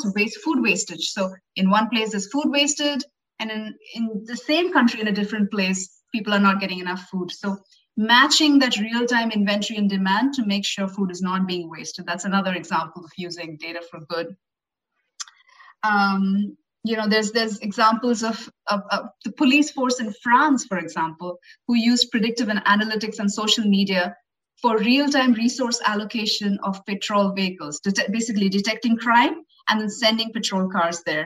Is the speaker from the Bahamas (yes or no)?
no; India; I'm from India and I've traveled extensively in India